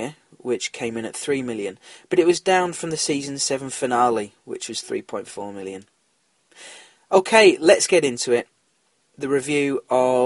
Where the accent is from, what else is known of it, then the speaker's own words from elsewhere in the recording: England, United Kingdom; I am English